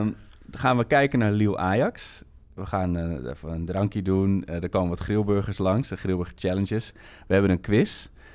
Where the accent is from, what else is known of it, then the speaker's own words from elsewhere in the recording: Amsterdam, North Holland, Netherlands; ik kom uit Amsterdam